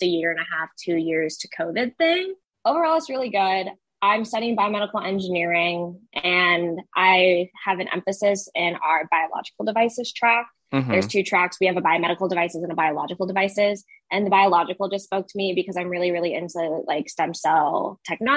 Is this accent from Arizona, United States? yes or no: yes; Arizona, United States; I'm born and raised in Arizona